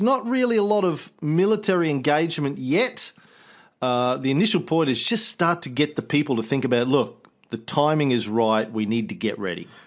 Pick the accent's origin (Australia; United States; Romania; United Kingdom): Australia